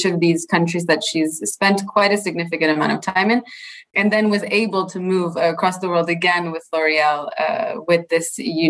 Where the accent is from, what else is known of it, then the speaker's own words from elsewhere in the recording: Toronto, Ontario, Canada; moved away as an adult; also born or lived in south of France; now in France; I'm born in Toronto, Canada, and moved to the south of France actually to pursue my master's